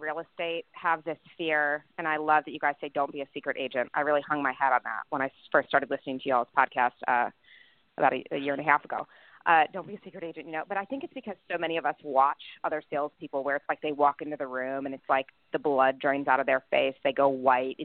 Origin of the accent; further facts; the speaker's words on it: Chicago, Illinois, United States; also born or lived in Los Angeles; now in Nashville, United States; growing up in Chicago, moving to LA, moving to Nashville.